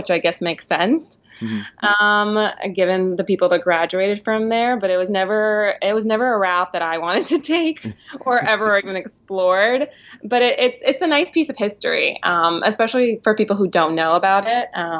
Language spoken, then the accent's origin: English; New York City, New York, United States; also born or lived in Midwood, Brooklyn; I grew up in Kensington, Brooklyn, which is now kind of known as Ditmas Park.